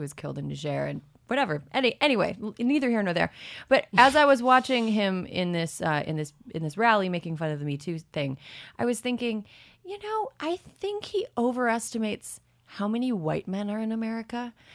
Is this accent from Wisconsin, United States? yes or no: yes; Wisconsin, United States; moved away; I'm from Wisconsin, and the part of Wisconsin I'm from is very red